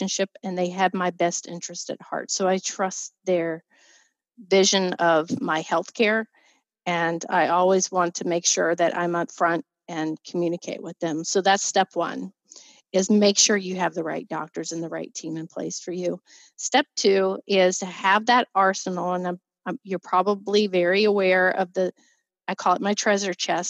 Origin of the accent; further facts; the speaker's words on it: Virginia, United States; moved away as an adult; now in Pennsylvania, United States; We were from Virginia, or I was from Virginia.